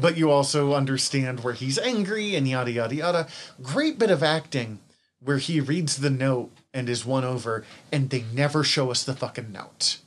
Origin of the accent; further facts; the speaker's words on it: Missoula, Montana, United States; I'm an introvert from Missoula.